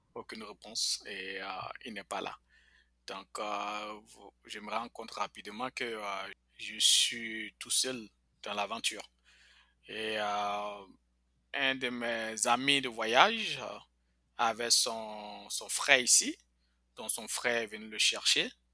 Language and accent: French; Bouaké, Vallée du Bandama, Côte d’Ivoire; moved away as an adult; also born or lived in Mbengue / Korhogo; now in United States; J'ai fait toute mon enfance à Boaké